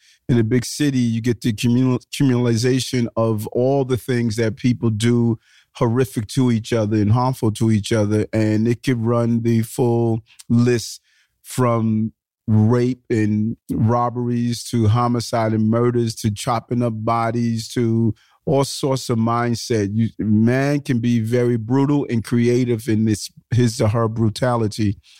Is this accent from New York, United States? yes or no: yes; New York City, New York, United States; also born or lived in Brownsville, Brooklyn; I was born in Brownsville, Brooklyn. Brownsville is one of the low economic and high crime areas of the city. And I moved to Queens in sort of a middle income community.